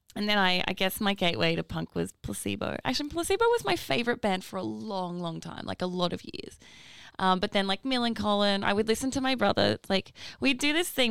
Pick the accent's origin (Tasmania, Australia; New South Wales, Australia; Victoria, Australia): New South Wales, Australia; Northern Rivers; now in Brisbane, Australia; I'm from New South Wales.